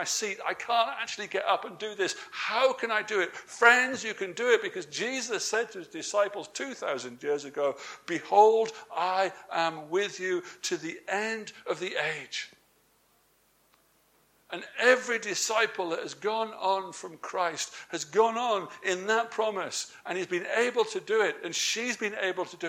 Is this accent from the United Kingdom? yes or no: yes; England, United Kingdom; I'm English.